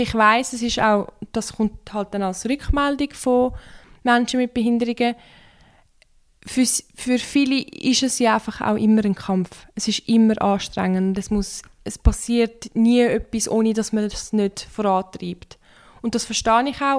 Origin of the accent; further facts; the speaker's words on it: Turkey; now in Switzerland; ich bin ja ursprünglich aus der Türkei. Und dort liest man das schon in der Schule